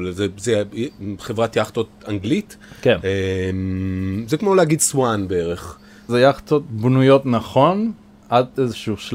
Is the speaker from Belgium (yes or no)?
no; Caracas, Capital District, Venezuela; Hebrew is a second language; now in Israel; אני נולדתי בקרקס ובוונצואלה.